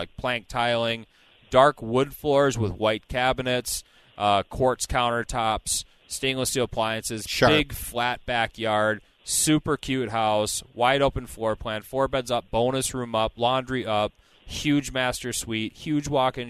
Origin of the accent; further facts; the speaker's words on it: Burnsville, Minnesota, United States; I grew up in Burnsville, played a lot of knee hockey in basements in these homes as a kid